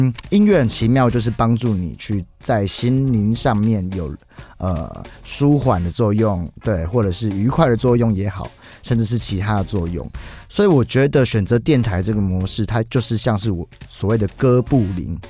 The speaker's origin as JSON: {"language": "Chinese", "country": "Taiwan", "tie": "born or raised there", "said": "那既然我要做一张专辑，我又是在台湾长大的，我不想失去这个文化性。"}